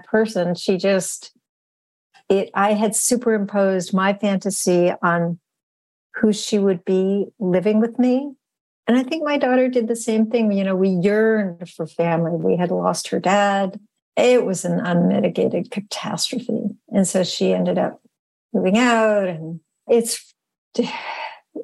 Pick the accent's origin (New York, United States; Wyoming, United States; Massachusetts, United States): Massachusetts, United States; Western; growing up in Western Massachusetts